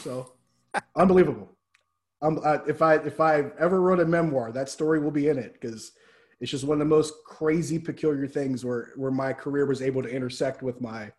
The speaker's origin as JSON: {"language": "English", "town": "Pittsburgh", "region": "Pennsylvania", "country": "United States", "tie": "born or raised there", "said": "I'm like, yeah, I'm actually from Pittsburgh, you know, born and raised, grew up in Pittsburgh."}